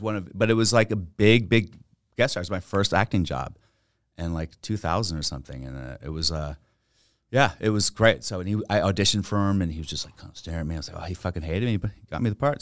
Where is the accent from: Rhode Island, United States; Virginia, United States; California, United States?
Virginia, United States; accent: Texas; moved away as an adult; also born or lived in Manhattan, New York; I grew up in Virginia.